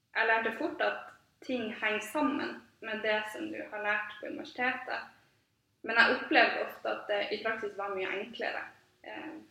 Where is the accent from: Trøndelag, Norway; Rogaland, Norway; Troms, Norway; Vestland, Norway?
Troms, Norway; Tromsø; jeg er både født og oppvokst i Tromsø, og har egentlig bare blitt her